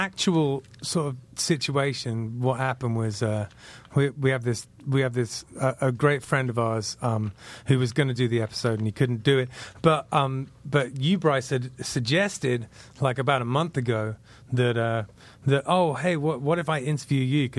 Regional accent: Dorset, South West England, United Kingdom; moved away as an adult; also born or lived in London / Manchester; now in United States; So I was born in London, and I went to school in Dorset, which is off the south coast in England. And then I spent the last 10 years before I moved here in Manchester

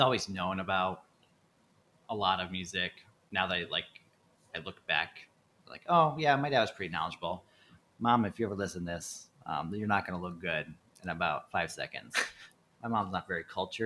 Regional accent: Chebanse, Illinois, United States; moved away; I'm from Chabance, a town just south of Kankakee. There's 1,200 people in it.

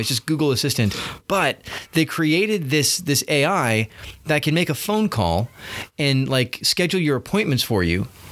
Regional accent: United States; us as American citizens

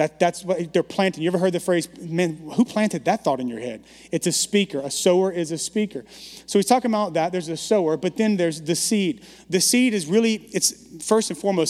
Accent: Baton Rouge, Louisiana, United States; also born or lived in Bogalusa, Louisiana / Dallas; now in San Francisco, United States; moved to the metropolis of Baton Rouge, area code 225

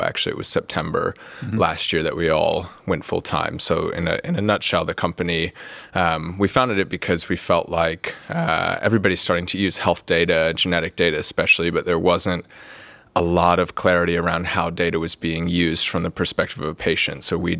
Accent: North Carolina, United States; moved away as an adult; now in Cambridge, United Kingdom; So I'm from the US originally. I grew up in North Carolina, which is on the East Coast, if you haven't been there before. I moved over here to Cambridge about 5 years ago to do my PhD.

